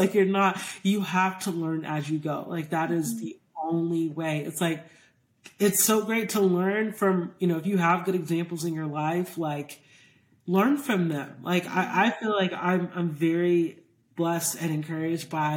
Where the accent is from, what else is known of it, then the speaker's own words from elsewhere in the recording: Georgia, United States; I grew up in Georgia